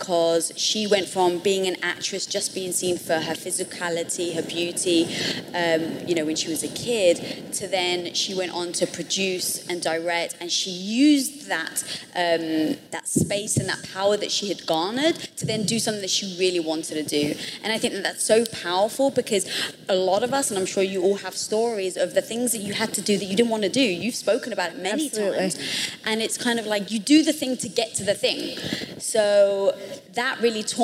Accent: England, United Kingdom; moved away; growing up in England

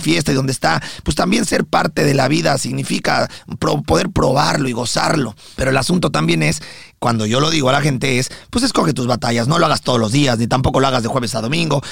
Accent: Mexico; now in United States; yo como mexicano

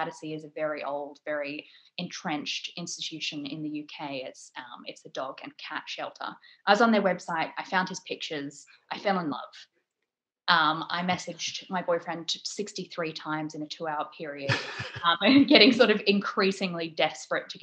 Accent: Australia; also born or lived in England; now in United Kingdom; I'm Australian

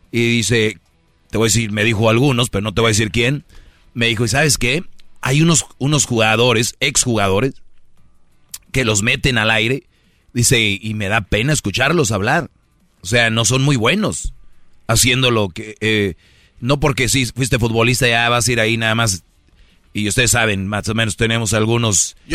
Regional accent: Monterrey, Nuevo León, Mexico; Eh, soy de Monterrey, está muy cerquita ahí, Torreón.

